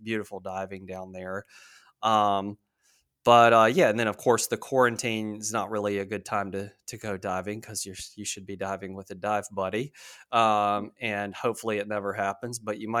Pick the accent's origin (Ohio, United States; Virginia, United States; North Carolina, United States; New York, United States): North Carolina, United States; So, like I said, I grew up in North Carolina originally and have always been addicted to the ocean